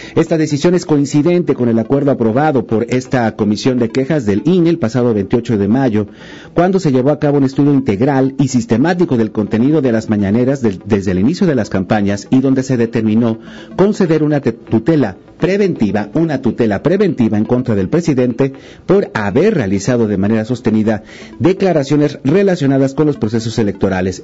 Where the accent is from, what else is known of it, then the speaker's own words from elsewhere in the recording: Mexico; no somos estadounidenses, somos mexicanos